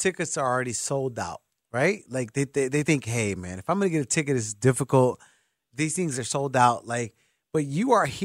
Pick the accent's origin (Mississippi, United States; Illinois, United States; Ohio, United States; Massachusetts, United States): Illinois, United States; Chicago; I'm a Chicagoan